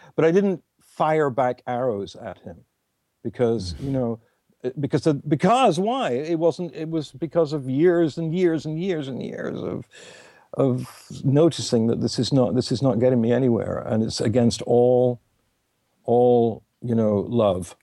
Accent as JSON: {"language": "English", "region": "England", "country": "United Kingdom", "said": "It's just me being English."}